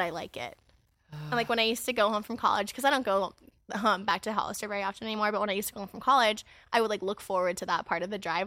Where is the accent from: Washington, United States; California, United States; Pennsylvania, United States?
California, United States; my hometown